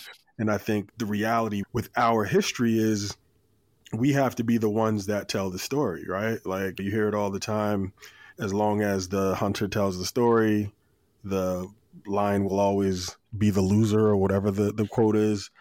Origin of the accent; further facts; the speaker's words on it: Plainfield, New Jersey, United States; I grew up in Plainfield, New Jersey